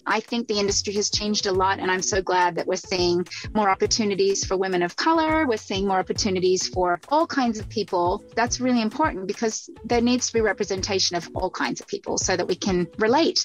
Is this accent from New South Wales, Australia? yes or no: yes; Central Coast, New South Wales, Australia; also born or lived in Sydney; Well, I grew up in Sydney, Australia. Um, actually grew up about an hour and a half north of Sydney in a smaller community called the Central Coast